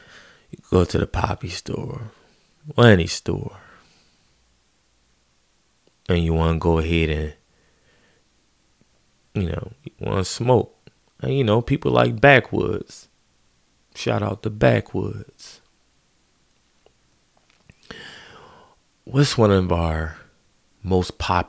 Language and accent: English; Philadelphia, Pennsylvania, United States; as a Philadelphian